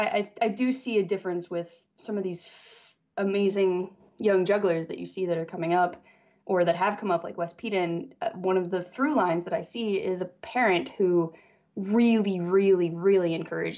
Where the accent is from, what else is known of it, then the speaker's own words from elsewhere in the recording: Salt Lake City, Utah, United States; moved away as an adult; now in Los Angeles, United States; I grew up in Salt Lake City, Utah